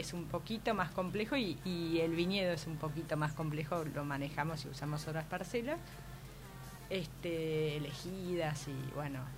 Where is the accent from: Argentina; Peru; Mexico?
Argentina; Buenos Aires; moved away as an adult; also born or lived in Mendoza, Argentina; soy porteña